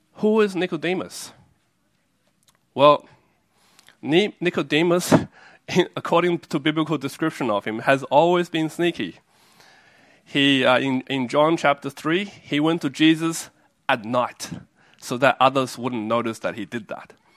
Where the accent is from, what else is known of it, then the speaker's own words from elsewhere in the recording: Australia; also born or lived in China / Taiwan; I was born in a country and I grew up in Australia